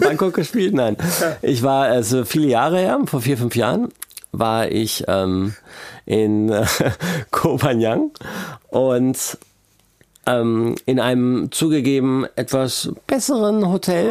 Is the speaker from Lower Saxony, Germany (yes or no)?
yes; Braunschweig, Lower Saxony, Germany; ich komme aus Braunschweig